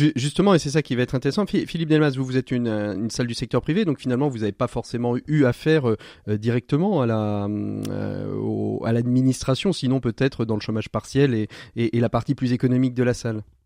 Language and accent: French; Angers, Pays de la Loire, France; je suis originaire à Ville d'Angers, je la connais un petit peu